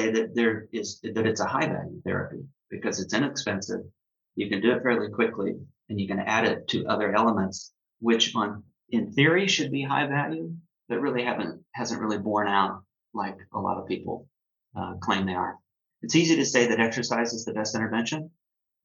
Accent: United States; I'm from the United States

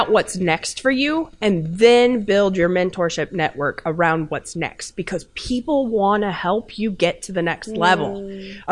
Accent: Kansas, United States; moved away as an adult; also born or lived in New York; I'm from Kansas originally

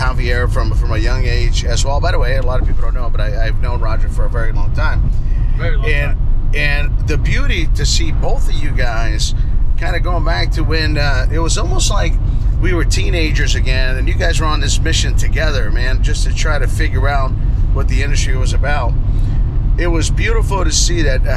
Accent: Orlando, Florida, United States; moved away; it's going to be in my hometown. It's going to be in our hometown

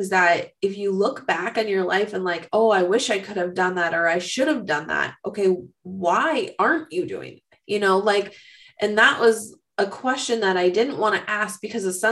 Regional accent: Minnesota, United States; stereotyping me as a Minnesotan

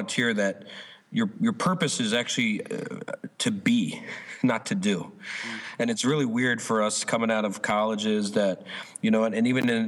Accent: New Jersey, United States; I'm from New Jersey

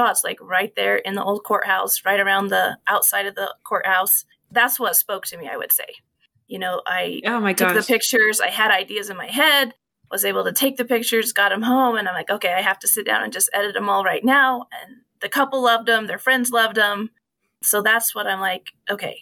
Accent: Howard, Colorado, United States; also born or lived in Salida; I went to school at Salida, grew up in Howard

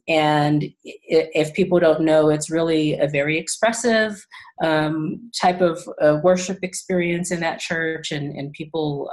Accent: California, United States; also born or lived in Tennessee; I was born in Tennessee, actually, and my mom was from California originally. So when they split up, we moved back to California

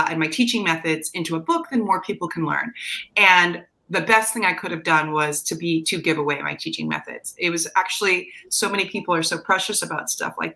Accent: New Jersey, United States; accent: slight Jersey; my slight Jersey accent

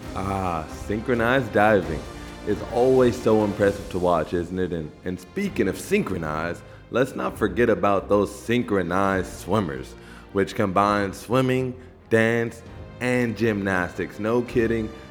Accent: Los Angeles, California, United States; the LA Games, that, that's my hometown

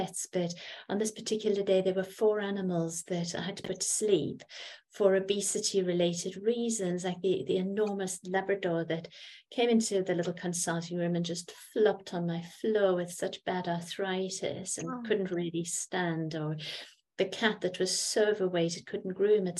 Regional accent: South Africa; I grew up in South Africa and I have a French mother

